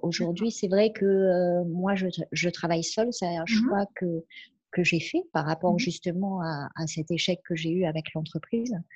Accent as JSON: {"language": "French", "country": "France", "tie": "born or raised there", "said": "J'ai la chance d'être en France et d'être née en France et je revendique ça et je remercie mes parents d'avoir fait ce choix-là, mmh euh, de nous avoir élevés en France."}